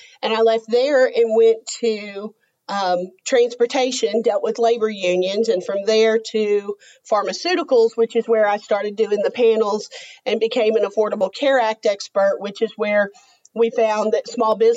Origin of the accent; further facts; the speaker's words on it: Texas, United States; moved away as an adult; I grew up in Texas